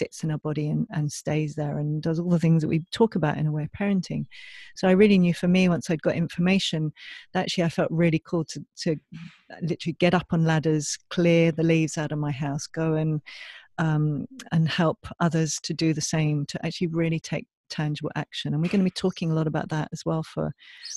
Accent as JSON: {"language": "English", "region": "England", "country": "United Kingdom", "moved": "yes", "lives_now": "Australia", "said": "I'm from England originally"}